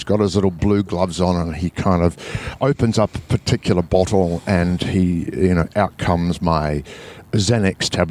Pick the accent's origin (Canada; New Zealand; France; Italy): New Zealand; I'm from New Zealand.